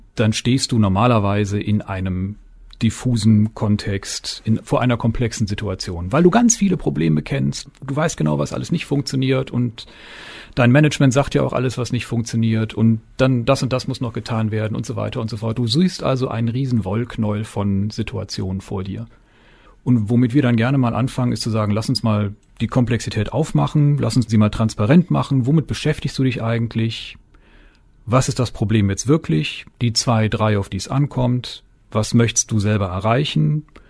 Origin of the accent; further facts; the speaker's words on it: between Cologne and Düsseldorf, North Rhine-Westphalia, Germany; also born or lived in Weserbergland / United States; now in Springe, Germany; Ehrlich gesagt bin ich geborener Rheinländer ja. zwischen Köln und Düsseldorf